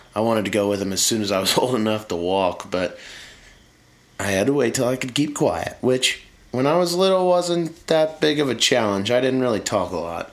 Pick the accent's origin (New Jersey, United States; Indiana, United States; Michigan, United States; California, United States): Indiana, United States; I'm from Indiana